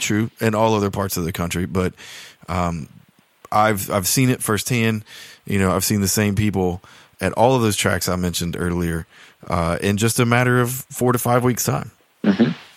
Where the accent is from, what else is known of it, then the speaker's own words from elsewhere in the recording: South Georgia, United States; moved away; where I grew up in South Georgia